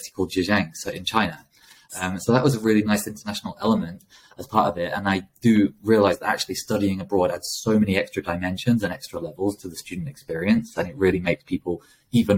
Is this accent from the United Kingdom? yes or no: yes; Lincoln, East Midlands, United Kingdom; I grew up in Lincoln, which is a small city